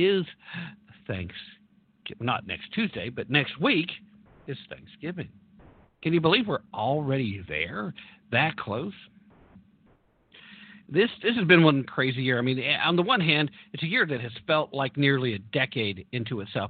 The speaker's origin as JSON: {"language": "English", "region": "Tennessee", "country": "United States", "said": "Tennessee, actually, my home state here"}